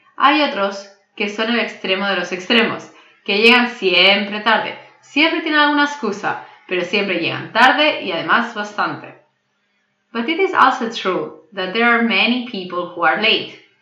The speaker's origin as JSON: {"language": "Spanish", "region": "Catalonia", "country": "Spain", "moved": "yes", "said": "Como catalana y española que soy"}